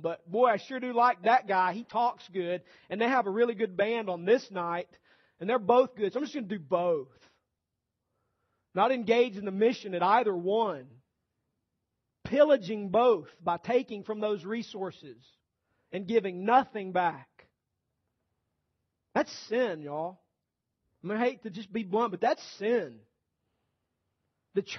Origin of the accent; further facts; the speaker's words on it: Rome, Georgia, United States; This is my hometown